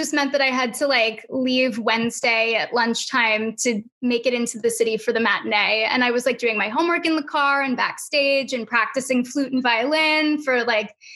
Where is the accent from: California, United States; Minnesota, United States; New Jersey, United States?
New Jersey, United States; Livingston; also born or lived in Los Angeles / West Caldwell, New Jersey; I grew up in New Jersey and I went to college out in LA.